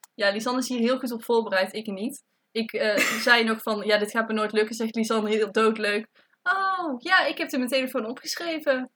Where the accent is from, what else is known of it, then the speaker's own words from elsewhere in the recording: Tilburg, North Brabant, Netherlands; ik kom uit Tilburg